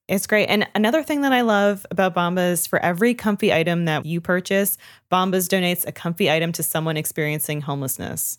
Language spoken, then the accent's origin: English; Canada; moved away; I grew up learning French in Canada